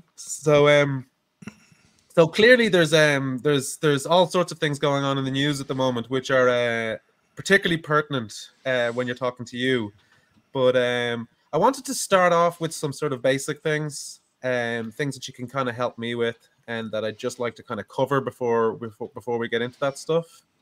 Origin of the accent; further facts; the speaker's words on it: Ireland; being an Irish streamer, with that Irish ethnic identity